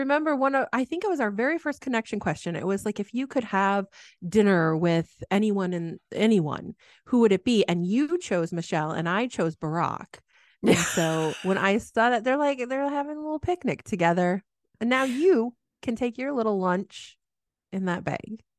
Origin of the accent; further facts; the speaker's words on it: Midwest, United States; growing up in the Midwest